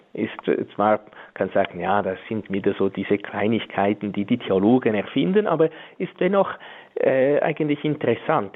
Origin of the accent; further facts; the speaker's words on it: Switzerland; bei uns in der Schweiz